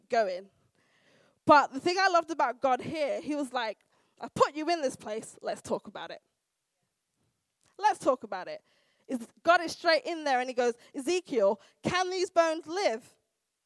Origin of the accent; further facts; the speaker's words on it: United Kingdom; also born or lived in United States; we're British and we've got a stiff upper lip and you know how we are culturally